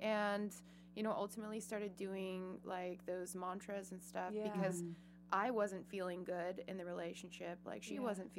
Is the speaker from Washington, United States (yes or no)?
yes; Seattle, Washington, United States; moved away; I'm originally from Seattle.